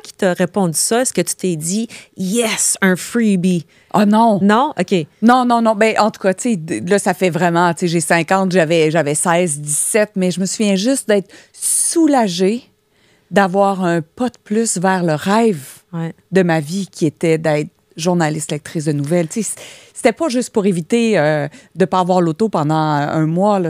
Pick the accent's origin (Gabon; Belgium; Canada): Canada; Joliette, Quebec; also born or lived in Jonquière; Je viens de Joliette